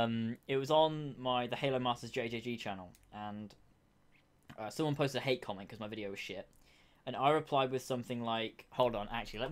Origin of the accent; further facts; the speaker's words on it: United Kingdom; I'm from Britain